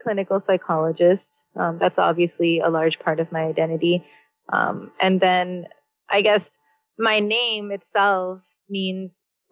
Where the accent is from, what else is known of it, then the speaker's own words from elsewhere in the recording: United States; I grew up in the United States of America